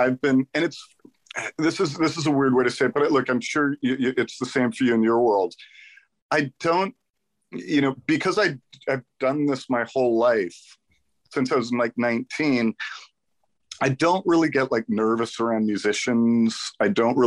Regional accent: Los Angeles, California, United States; I grew up in the Valley

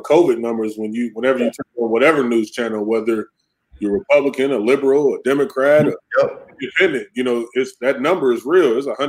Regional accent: Racine, Wisconsin, United States; growing up in Wisconsin, Racine, Wisconsin

